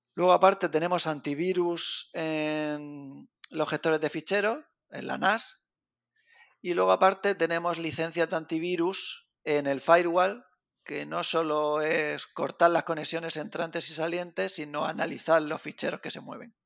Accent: Region of Murcia, Spain; yo realmente estoy en Genio Valencia, pero soy de Murcia.

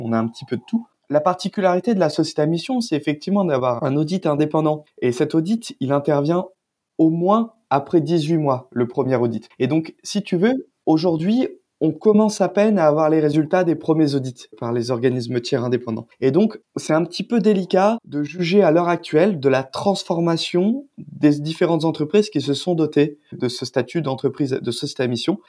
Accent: south of France, France; moved away; je suis originaire du sud de la France

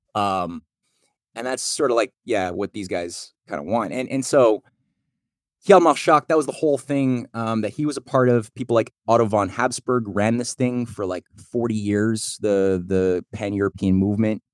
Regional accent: Canada; I'm Canadian

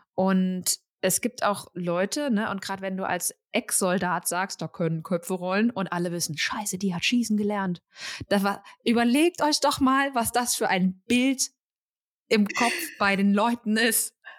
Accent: Germany; als Deutsche

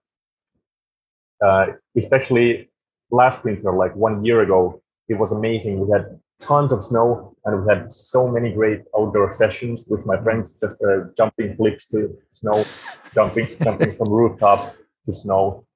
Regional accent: Jyväskylä, Central Finland, Finland; also born or lived in Norway; in my hometown, in Jyväskylä

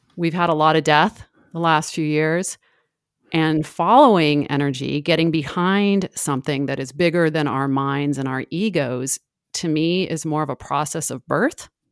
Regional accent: San Francisco, California, United States; I'm from San Francisco. Um, I have spent most of my life there

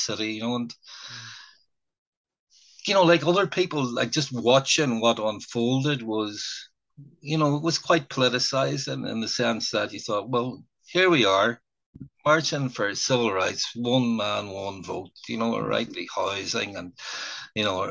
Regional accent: Derry, Northern Ireland, United Kingdom; moved away as an adult; also born or lived in England; I grew up in a mixed area in the Waterside

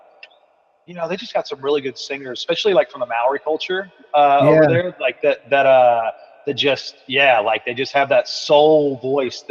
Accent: East Texas, United States; my hometown, being in East Texas

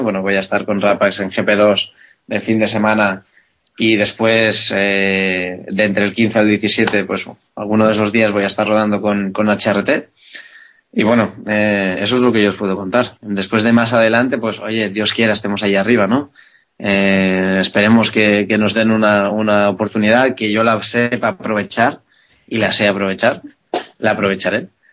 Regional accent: Spain; yo soy un piloto español

